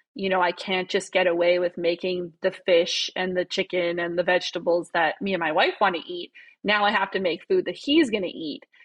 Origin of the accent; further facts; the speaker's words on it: Saskatoon, Saskatchewan, Canada; moved away as an adult; also born or lived in Regina / Prince Albert; now in Edmonton, Canada; I'm originally from Saskatchewan. I was born and raised in Saskatoon